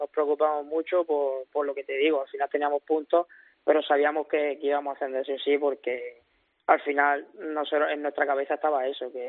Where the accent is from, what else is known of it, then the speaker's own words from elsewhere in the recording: Almería, Andalusia, Spain; moved away; mi tierra, ¿sabes? La Almería